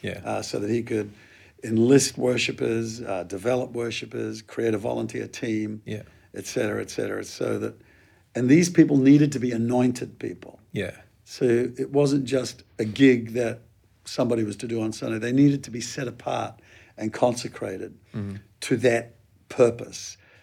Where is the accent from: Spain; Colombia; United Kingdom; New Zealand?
New Zealand; I'm a Kiwi by origins, and we had a huge move of God in the 70s